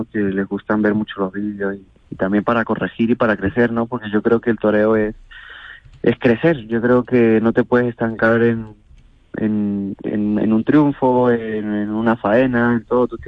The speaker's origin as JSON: {"language": "Spanish", "country": "Venezuela", "moved": "yes", "lives_now": "Escalona, Spain", "said": "Bueno, pues desde que llegué de Venezuela hace siete años, pues se unieron las circunstancias para, para con, con amigos y familiares que estaban en, en Escalona"}